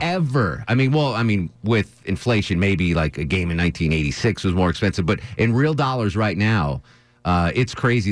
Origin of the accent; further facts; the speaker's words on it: Connecticut, United States; moved away; also born or lived in New York; growing up in Connecticut